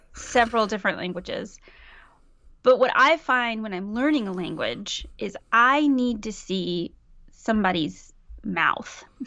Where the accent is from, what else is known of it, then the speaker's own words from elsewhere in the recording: Mississippi, United States; now in Aarhus, Denmark; I am from Mississippi, and I live in Aarhus, Denmark.